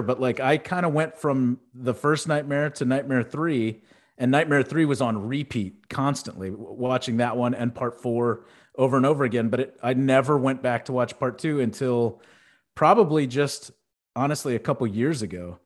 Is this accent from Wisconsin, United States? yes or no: no; Houston, Texas, United States; where I grew up in Houston, we had Astroworld